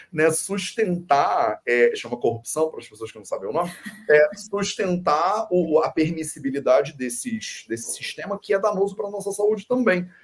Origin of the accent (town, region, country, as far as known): Brazil; also born or lived in India